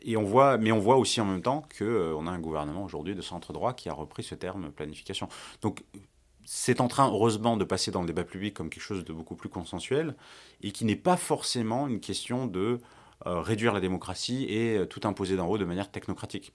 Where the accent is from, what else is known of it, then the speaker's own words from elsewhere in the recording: France; en tant que, en tant que Français